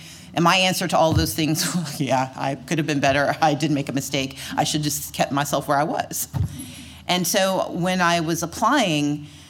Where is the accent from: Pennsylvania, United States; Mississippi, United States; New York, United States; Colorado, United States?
Mississippi, United States; moved away as an adult; also born or lived in Atlanta, Georgia; if you can get through Mississippi, which was my home state